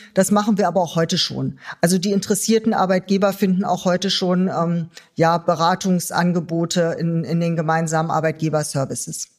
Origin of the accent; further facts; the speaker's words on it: Germany; uns auch als Deutsche